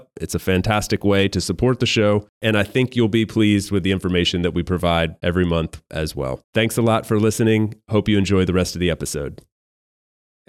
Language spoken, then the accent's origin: English; United States; moved away as an adult; As an American citizen, I'm from one of only two countries in the entire world that requires I pay taxes on my global income